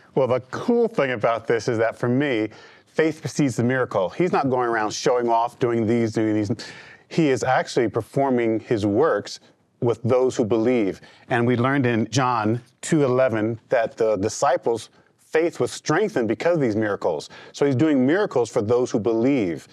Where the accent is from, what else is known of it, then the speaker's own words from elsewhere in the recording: New York City, New York, United States; I'm a product of a foster care system in New York City. I was raised in the Jones family.